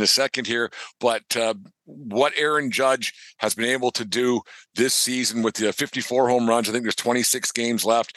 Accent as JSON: {"language": "English", "region": "Southern Alberta", "country": "Canada", "tie": "born or raised there", "said": "where I grew up in Southern Alberta"}